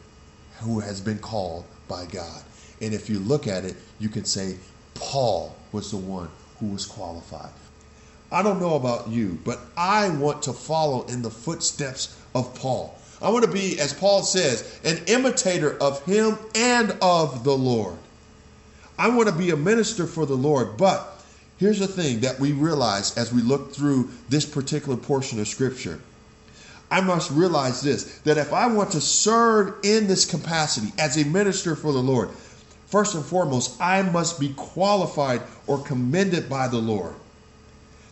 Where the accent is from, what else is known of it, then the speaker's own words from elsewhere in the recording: West Coast, United States; I grew up on the West Coast